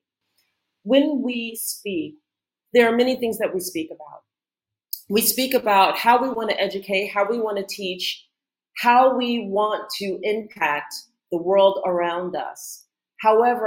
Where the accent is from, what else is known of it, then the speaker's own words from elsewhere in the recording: New York City, New York, United States; moved away as an adult; now in Angola; I was born and raised in New York City